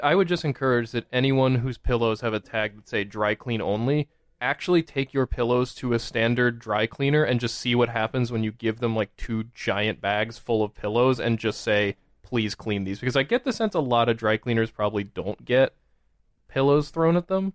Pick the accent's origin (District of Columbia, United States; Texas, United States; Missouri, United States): District of Columbia, United States; Washington; also born or lived in Boston; No, I was born in Boston, but I grew up in the D C area